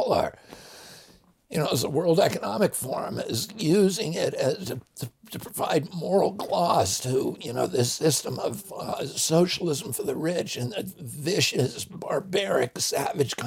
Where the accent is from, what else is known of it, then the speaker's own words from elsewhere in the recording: the Adirondacks, New York, United States; I grew up in the Adirondacks